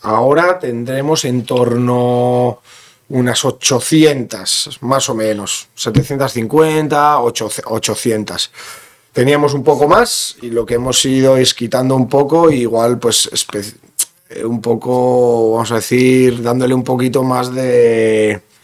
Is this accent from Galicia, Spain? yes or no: no; Bergara, Basque Country, Spain; also born or lived in Begoña, Bilbao; soy de Vergara y me siento de Vergara porque toda la vida he vivido en Vergara